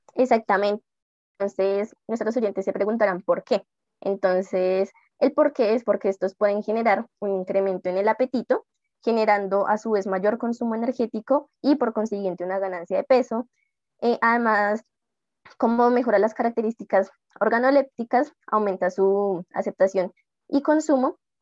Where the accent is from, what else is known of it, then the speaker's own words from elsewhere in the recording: Colombia; como colombianos somos criados en un país, entre comillas, dulcero